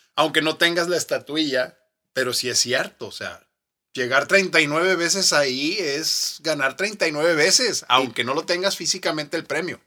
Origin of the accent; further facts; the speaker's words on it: Mexico; hice historia como primer mexicano